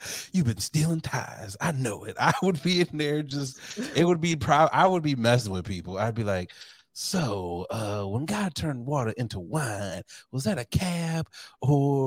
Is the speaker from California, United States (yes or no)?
no; Saginaw, Michigan, United States; I'm from Saginaw, Michigan